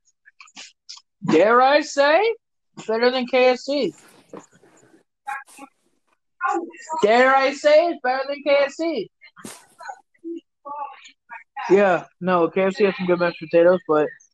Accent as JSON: {"language": "English", "town": "Minneapolis", "region": "Minnesota", "country": "United States", "said": "I'm from Minneapolis. I'm from where it started"}